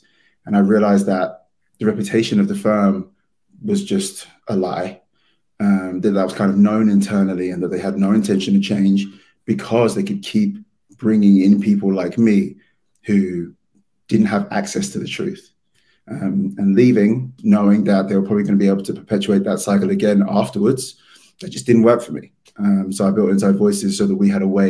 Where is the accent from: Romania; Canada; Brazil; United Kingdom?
United Kingdom; London; moved away as an adult; now in New York, United States; as you can tell from my accent, I'm from London.